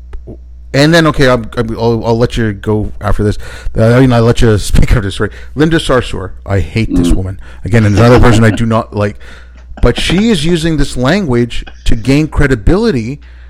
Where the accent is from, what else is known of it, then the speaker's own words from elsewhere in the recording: India; I was born in India